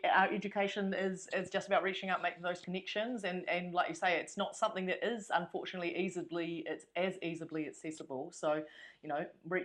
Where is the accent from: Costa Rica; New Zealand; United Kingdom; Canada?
New Zealand; Wellington; I grew up in Wellington Central, so that was at Calvin Normal Primary